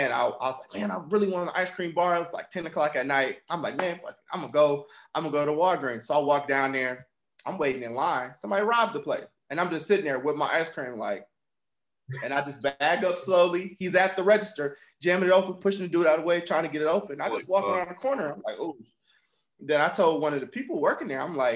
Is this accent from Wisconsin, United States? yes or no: yes; Milwaukee, Wisconsin, United States; also born or lived in Bridgetown, Barbados / Alabama; Not born, but I was raised in Milwaukee. I was born in Bridgetown, Barbados